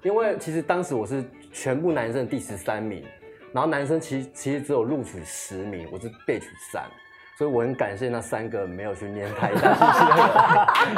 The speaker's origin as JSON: {"language": "Chinese", "region": "Tainan", "country": "Taiwan", "said": "我是台南人，其实家里面蛮传统的"}